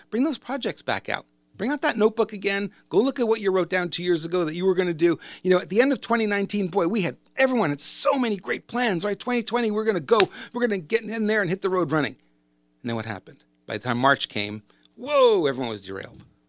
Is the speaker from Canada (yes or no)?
yes; Montreal, Quebec, Canada; moved away; I grew up in Montreal. I know how cold it can get up there